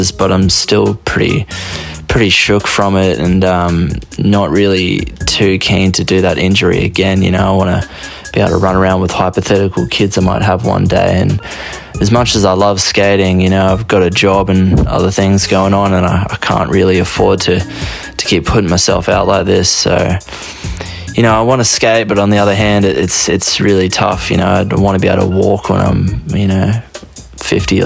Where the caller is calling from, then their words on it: Brisbane, Queensland, Australia; I'm calling from Brisbane, down in Australia